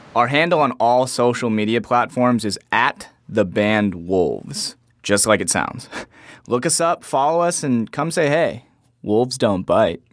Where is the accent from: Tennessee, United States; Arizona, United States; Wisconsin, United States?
Arizona, United States; Phoenix; I'm from Phoenix